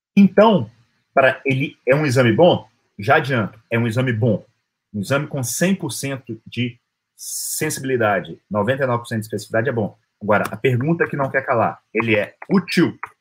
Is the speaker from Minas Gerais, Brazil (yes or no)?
yes; Minas Gerais, Brazil; Como um bom mineiro